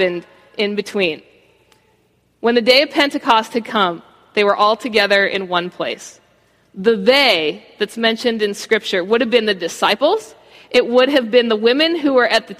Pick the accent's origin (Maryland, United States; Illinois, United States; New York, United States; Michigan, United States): Maryland, United States; Baltimore; now in Florida, United States; I grew up in Baltimore. That's all I've known for the vast majority of my life.